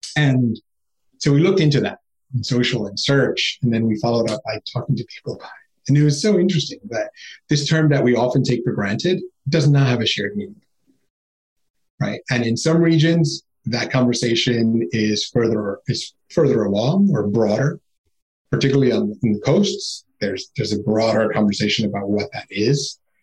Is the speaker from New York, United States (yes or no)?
yes; New York City, New York, United States; growing up in Queens was amazing